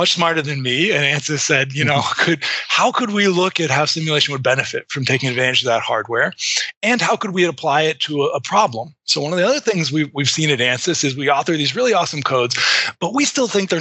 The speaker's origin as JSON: {"language": "English", "region": "Massachusetts", "country": "United States", "tie": "born or raised there", "said": "I grew up, you know, in a more rural suburb of Massachusetts. So I'm calling in from Wayland, Massachusetts."}